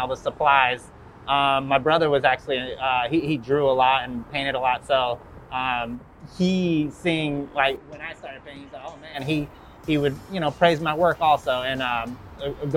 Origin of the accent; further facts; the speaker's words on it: Los Angeles, California, United States; Growing up in Venice